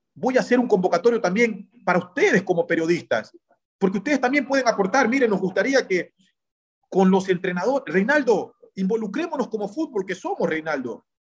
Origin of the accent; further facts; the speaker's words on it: Ecuador; nuestro conocimiento como ecuatorianos